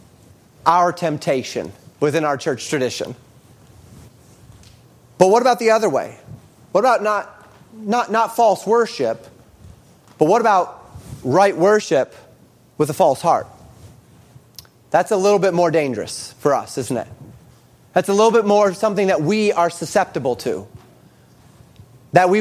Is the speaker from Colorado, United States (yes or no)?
yes; Colorado, United States; when I was growing up in Colorado